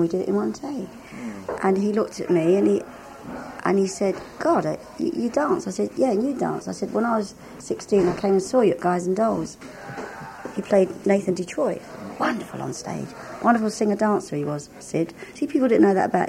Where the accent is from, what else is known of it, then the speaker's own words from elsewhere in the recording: London, United Kingdom; accent: London / Cockney; My London or Cockney?